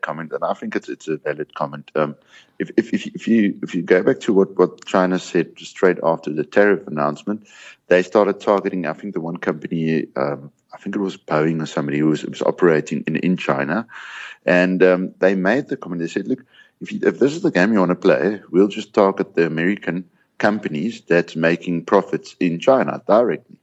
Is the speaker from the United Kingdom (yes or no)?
no; South Africa; being South African